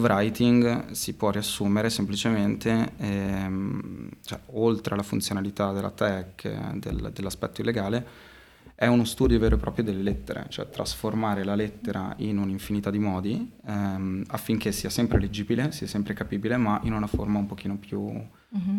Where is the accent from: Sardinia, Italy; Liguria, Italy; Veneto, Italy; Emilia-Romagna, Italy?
Emilia-Romagna, Italy; Modena; also born or lived in Florence; sono un ragazzo modenese